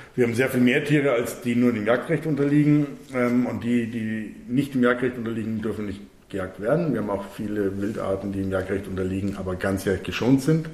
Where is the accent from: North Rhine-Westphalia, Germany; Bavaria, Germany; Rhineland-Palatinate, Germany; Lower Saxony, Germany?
Bavaria, Germany; also born or lived in Munich; bei uns in Bayern